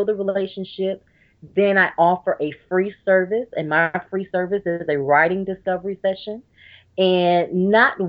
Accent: Georgia, United States; now in North Carolina, United States; I'm originally from Georgia, but now I live in North Carolina.

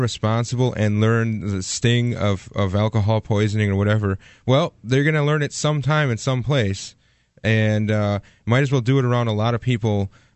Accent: Milwaukee, Wisconsin, United States; moved away; where I grew up in Milwaukee, a suburb of Milwaukee

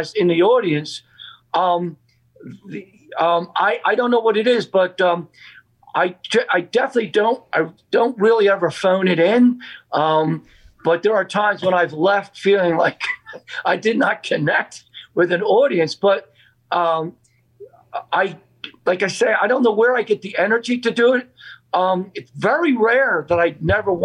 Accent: Philadelphia, Pennsylvania, United States; I grew up in Southwest Philadelphia, great neighborhood, a lot of great folks out there

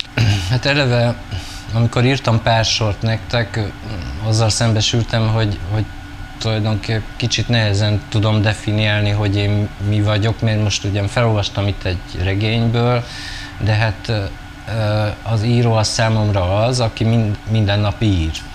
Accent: Celldömölk, Vas, Hungary; moved away; also born or lived in Budapest / Brussels; én egy kisvárosban nőttem fel

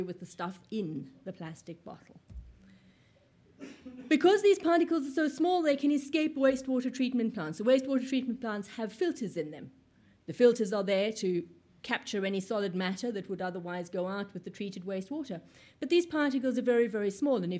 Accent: South Africa; now in United Kingdom; I come from South Africa

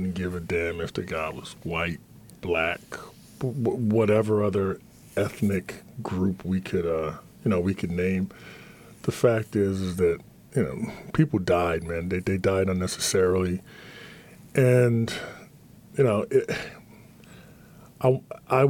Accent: Atlantic City, New Jersey, United States; growing up in Atlantic City was a melting pot of all different cultures.

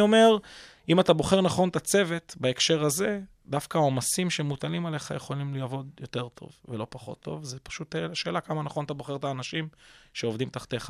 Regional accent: Kfar Saba, Central District, Israel; אני בוגר בית חינוך גלילי בכפר סבא

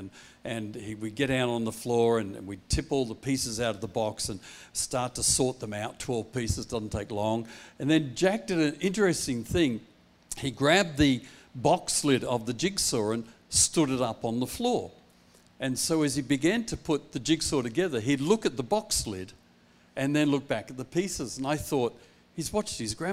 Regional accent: Perth, Western Australia, Australia; also born or lived in Applecross / Bentley / Wilson; I'm Perth born and bred boy

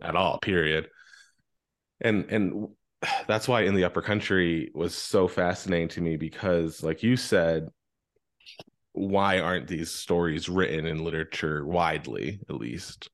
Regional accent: Pennsylvania, United States; I grew up in Pennsylvania

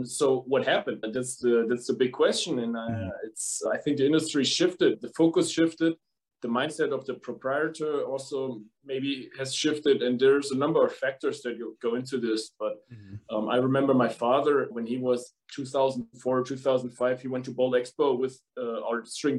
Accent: Germany; accent: German; English is a second language; as you can probably hear from my accent, from Germany. So I'm a German.

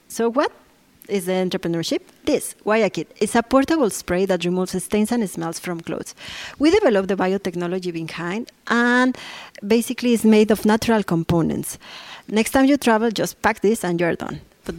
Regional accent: Mexico; moved away as an adult; now in Saudi Arabia; I am from Mexico.

